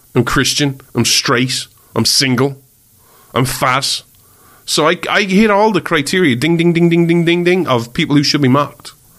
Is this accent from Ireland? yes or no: yes; Ireland; I'm Irish